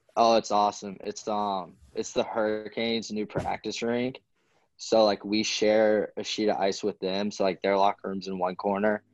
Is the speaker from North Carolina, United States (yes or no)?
yes; North Carolina, United States; growing up in North Carolina